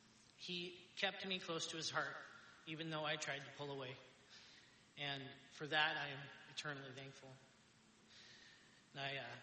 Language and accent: English; Astoria, United States; when I was born and raised in Astoria, I had a pretty good family, pretty well off